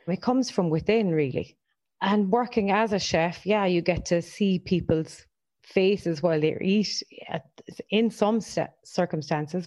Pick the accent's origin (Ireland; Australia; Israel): Ireland; Ennis, Munster; now in Cork, Ireland; Living in Cork for the last 15, 20 years, and I am originally from Ennis